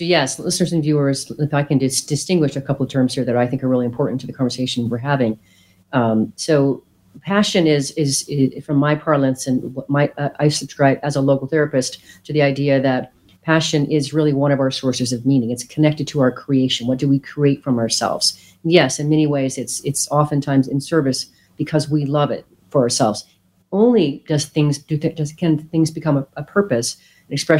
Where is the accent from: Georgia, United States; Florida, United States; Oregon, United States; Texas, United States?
Oregon, United States; moved away as an adult; also born or lived in Spain / Brazil; I grew up in Oregon, which is very much a tree-hugging, granola-eating state.